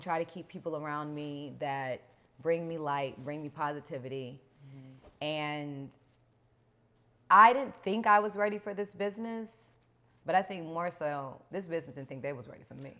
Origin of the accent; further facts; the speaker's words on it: Los Angeles, California, United States; growing up in South Central